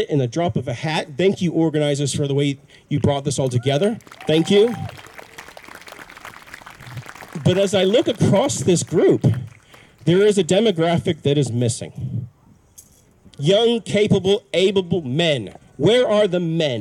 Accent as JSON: {"language": "English", "region": "Auckland", "country": "New Zealand", "tie": "born or raised there", "also_born_or_lived": "United States", "said": "I've been to primary school here. I went to intermediate school here. I went to high school here at Western Springs College."}